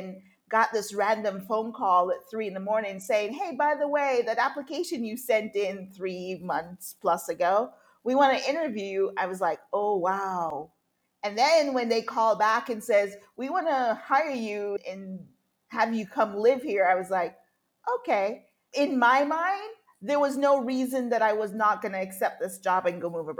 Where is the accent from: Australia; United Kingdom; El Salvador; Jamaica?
Jamaica; moved away; also born or lived in United States / North Carolina / United Arab Emirates / Singapore; although I was born in the U.S., I was raised in Jamaica as a child